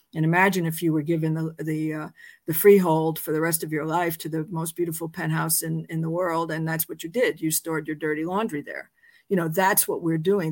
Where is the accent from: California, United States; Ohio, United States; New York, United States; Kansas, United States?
New York, United States; New York City; I was born in New York City, um, I went to public schools